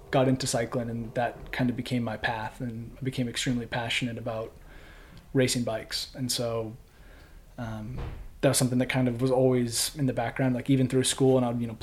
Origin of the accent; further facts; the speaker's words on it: Bend, Oregon, United States; moved away as an adult; also born or lived in Brussels, Belgium; now in Peacham, Vermont, United States; I grew up in Central Oregon in a town called Bend